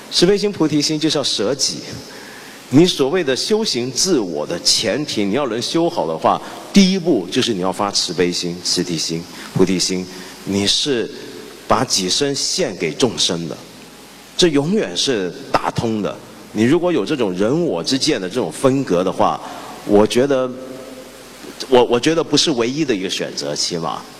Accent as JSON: {"language": "Chinese", "country": "China", "said": "我中国人老讲西方，西方，西方那么大，那么复杂。"}